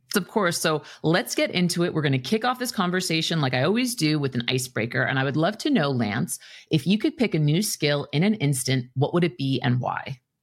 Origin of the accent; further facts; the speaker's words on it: New York City, New York, United States; moved away; I'm from New York City originally, and I was young. I was still in grade school